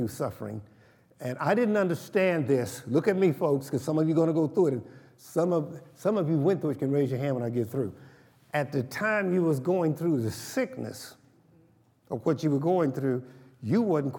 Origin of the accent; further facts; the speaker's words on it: Oklahoma, United States; I'm from Oklahoma